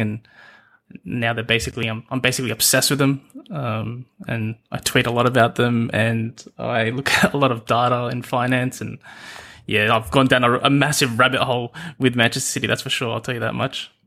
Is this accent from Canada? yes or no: no; Australia; accent: Australian, Aussie; the accent you can hear is, uh, Australian